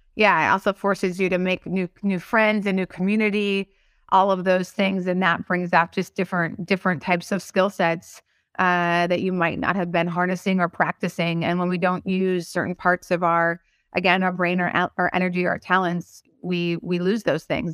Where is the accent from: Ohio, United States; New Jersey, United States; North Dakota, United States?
North Dakota, United States; moved away; I'm from North Dakota, and most, most folks that I met back in North Dakota are still in North Dakota.